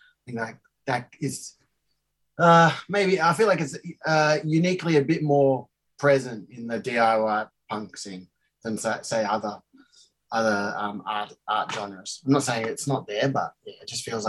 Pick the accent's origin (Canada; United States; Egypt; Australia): Australia; I'm Australian born, and my father is from South Africa.